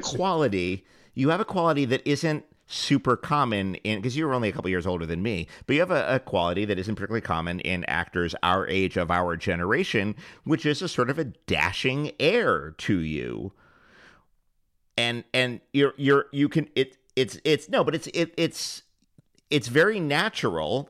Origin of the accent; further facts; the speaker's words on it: New York City, New York, United States; I grew up in the in Hell's Kitchen in, in New York City in the '70s